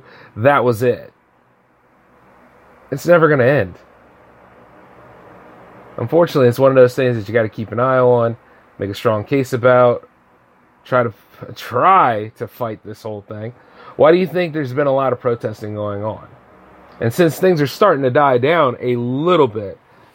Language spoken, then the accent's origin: English; United States; I love being an American